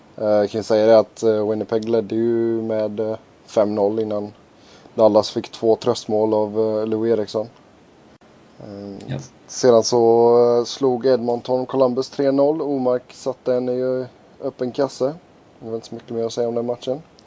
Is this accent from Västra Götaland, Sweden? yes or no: yes; Gothenburg, Västra Götaland, Sweden; som göteborgare